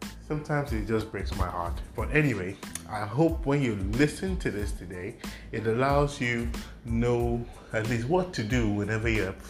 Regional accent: Nigeria

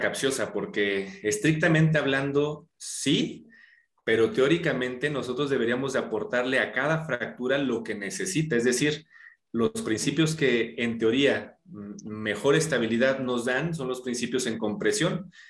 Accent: Mexico City, Mexico; yo nací aquí en la Ciudad de México

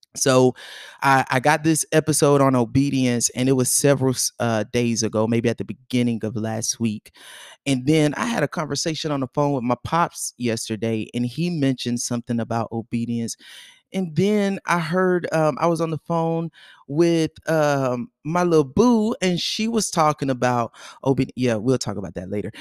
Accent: North Carolina, United States; also born or lived in Georgia; we moved away from Georgia when I was seven years old. um, we moved to North Carolina. I basically was raised in North Carolina.

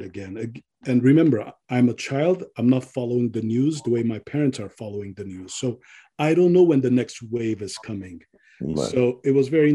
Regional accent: Pasadena, California, United States; also born or lived in Beirut, Lebanon; I grew up in Pasadena after I came to America.

